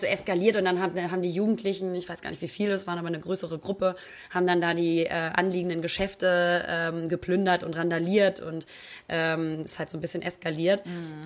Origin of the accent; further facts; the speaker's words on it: Hamburg, Germany; Ich komme aus Hamburg. Ja, ich bin waschechter Hamburger, bin da geboren, habe da immer gelebt